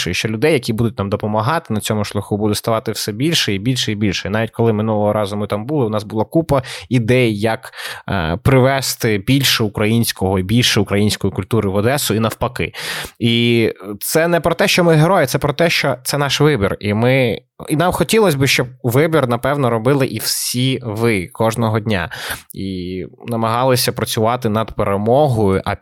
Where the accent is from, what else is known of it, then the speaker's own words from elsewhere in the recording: Odesa, Odesa Oblast, Ukraine; Але я з Одеси, і напевно я маю. Е, знаєш, як то кажуть в Одесі, знаєш, мені є що сказати.